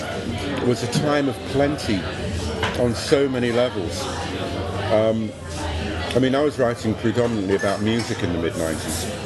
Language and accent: English; London, United Kingdom; moved away as an adult; also born or lived in Tokyo; now in Brighton, United Kingdom; when I grew up in East London